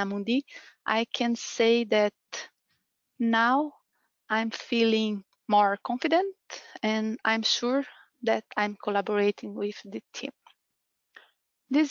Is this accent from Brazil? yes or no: yes; Brazil; moved away as an adult; now in Ireland; I'm from Brazil, and I've been living here in Ireland since 2017.